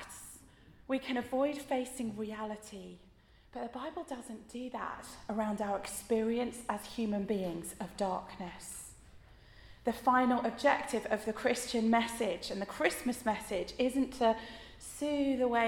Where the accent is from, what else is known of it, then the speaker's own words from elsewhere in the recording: United Kingdom; we as British people